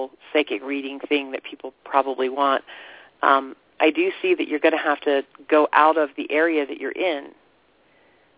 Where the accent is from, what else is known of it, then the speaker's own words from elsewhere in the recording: Florida, United States; I grew up in Florida